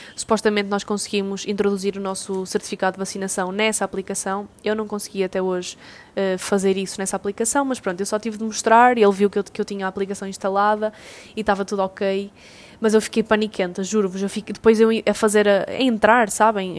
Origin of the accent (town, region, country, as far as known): Portugal